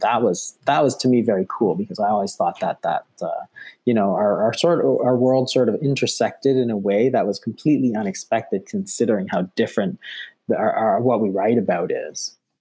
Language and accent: English; Toronto, Ontario, Canada; I'm from Toronto